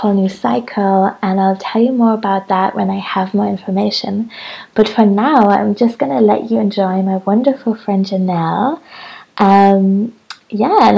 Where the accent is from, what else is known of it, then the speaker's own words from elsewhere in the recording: Hamburg, Germany; I'm still in Hamburg, my hometown